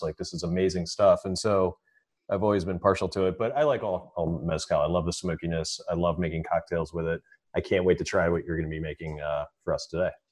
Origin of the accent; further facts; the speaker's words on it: Frederick, Maryland, United States; go back to my hometown and open this restaurant.